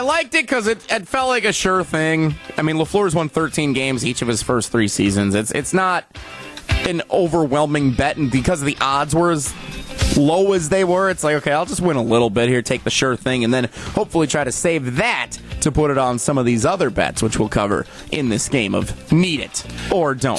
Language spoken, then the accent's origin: English; Muskego, Wisconsin, United States; my hometown of Muskego